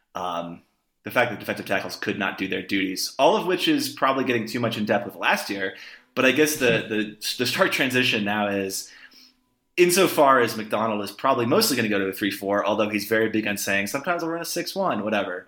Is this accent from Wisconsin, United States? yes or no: no; Laramie, Wyoming, United States; my hometown is Laramie, Wyoming